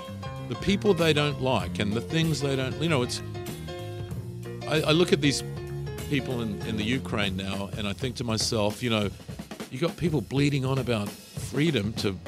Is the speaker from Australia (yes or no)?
yes; Australia; now in United States; I'm from Australia